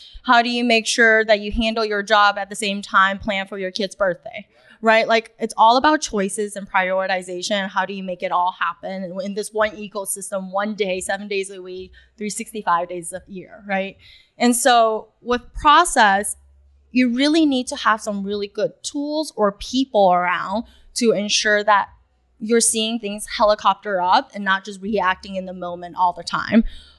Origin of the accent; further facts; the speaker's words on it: New York City, New York, United States; English is a second language; also born or lived in China; I was born in China. I moved to New York without even knowing my ABCs when I was fourth grade. Then to New York City, where it's no mercy